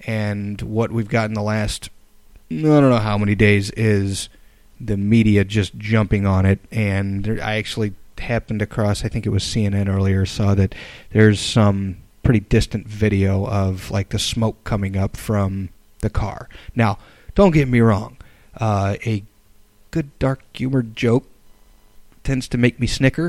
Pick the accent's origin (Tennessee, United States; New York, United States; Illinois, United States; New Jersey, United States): Illinois, United States; I come from Illinois